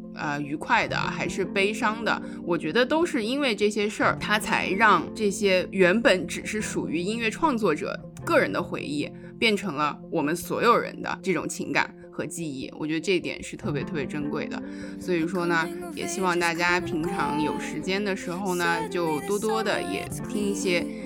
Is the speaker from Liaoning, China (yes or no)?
no; Xinjiang, China; moved away; 我是新疆的